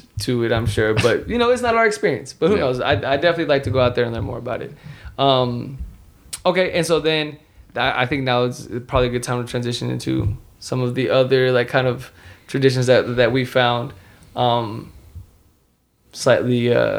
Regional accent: Durango, Mexico; Because you know we're vaqueros from Durango, you know.

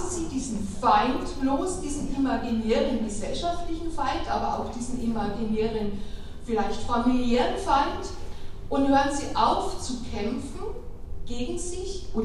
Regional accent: Bavaria, Germany; ich komme aus Bayern

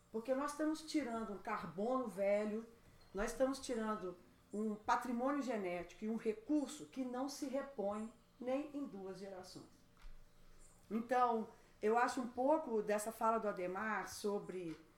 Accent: Brazil; a gente, como brasileiro, a gente tem um desvio de pensar que a Amazônia para na fronteira do Brasil

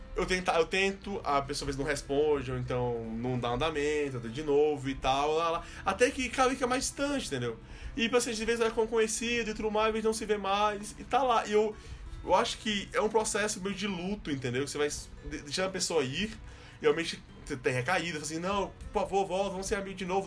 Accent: Recife, Pernambuco, Brazil; moved away; eu sou do Recife

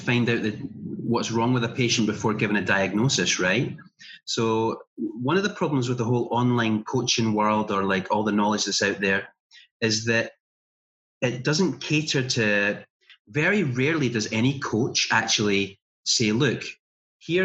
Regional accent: little town in Scotland, United Kingdom; There was some telesales jobs going on in our town that I could apply for

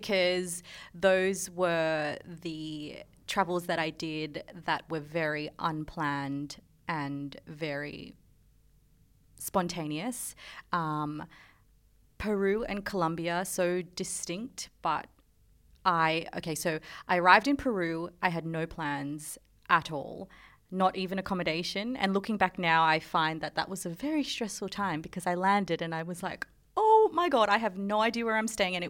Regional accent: Philippines; first language Tagalog; English is a second language; because I'm Filipino, mm-hmm. and our language, like, is Tagalog, but we are a colony of Spain.

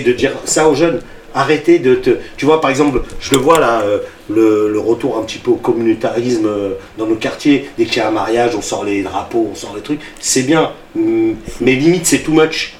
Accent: Sarcelles, Île-de-France, France; also born or lived in Garges-lès-Gonesse / Paris; Moi je suis né à Sarcelles. Mm. mes parents sont d'origine marocaine, ok, c'est un fait, mm. mais concrètement, si on, parle factuel, mm, mm. je suis né à Sarcelles

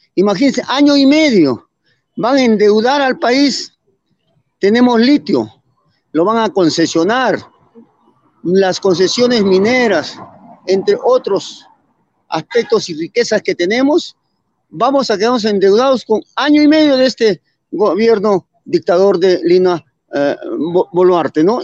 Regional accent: Arequipa, Peru; Soy del Cono Norte

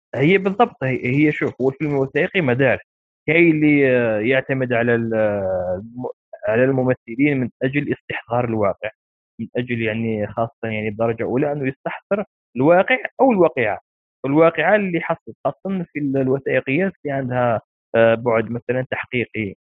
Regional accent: Algeria; إحنا كجزائريين

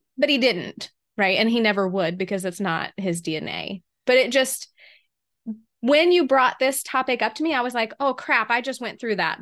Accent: the South, United States; here in the South, we seem

